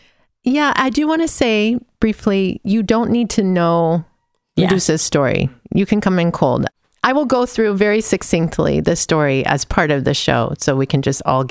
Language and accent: English; California, United States; also born or lived in Livermore / San Francisco; I was born in the East Bay in Livermore, California, also because there wasn't a hospital where we were living, which might have been Pleasanton or Alamo. I'm not sure. I don't remember. But then I lived in San Francisco as a kid